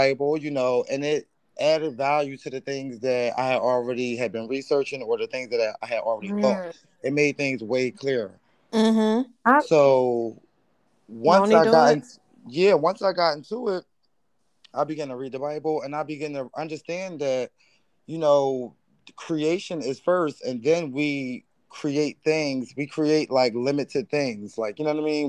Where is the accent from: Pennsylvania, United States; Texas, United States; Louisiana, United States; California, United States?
Pennsylvania, United States; Philadelphia; moved away as an adult; now in Los Angeles, United States; I'm originally from Philadelphia, Pennsylvania.